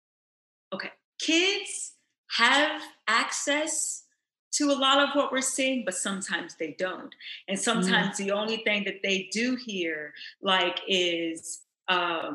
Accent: Louisville, Kentucky, United States; now in Los Angeles, United States; growing up, I'm from Louisville, Kentucky

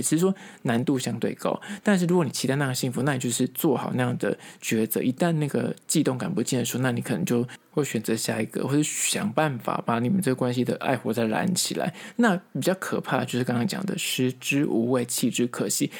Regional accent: Taipei, Taiwan; 因为我本身是台北人，我觉得这个蚵仔煎吃起来非常的亲切

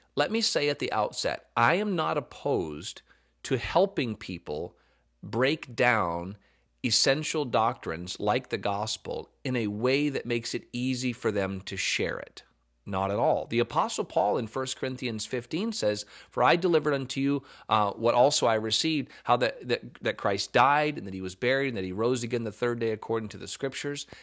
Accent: the South, United States

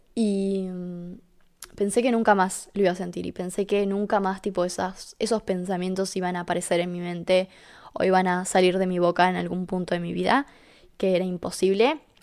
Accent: Argentina; vivo en Argentina ahora

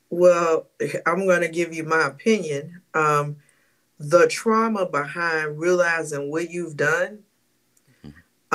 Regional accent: St. Louis, Missouri, United States; I'm from St. Louis

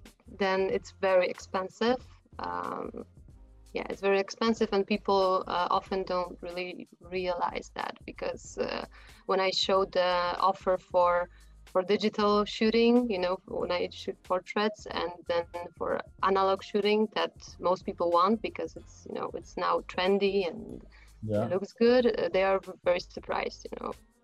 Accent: Warsaw, Masovian Voivodeship, Poland; also born or lived in Prague, Czechia; I come from Poland, from Warsaw. Although I was born in the Czech Republic, in Prague.

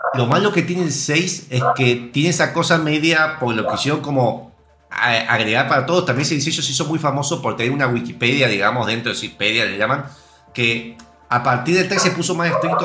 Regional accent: Argentina; Yo siendo argentino

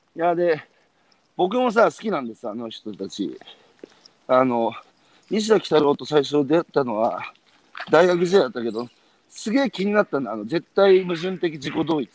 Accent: Iwate, Japan; moved away as an adult; now in Tokyo, Japan; 18で岩手を出る

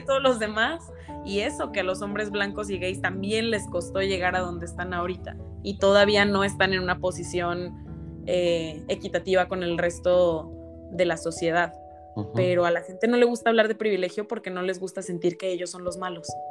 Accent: Mexico; derechos como mexicanos

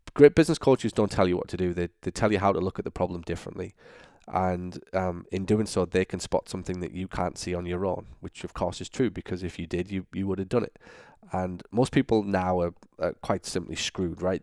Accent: United Kingdom; moved away as an adult; also born or lived in Florida; now in Orlando, United States; I'm obviously from Britain

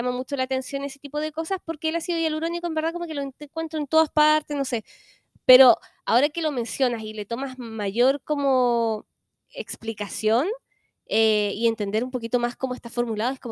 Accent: Chile

